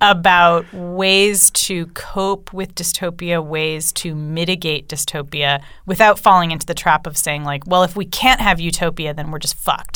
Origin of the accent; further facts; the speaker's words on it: California, United States; I grew up in California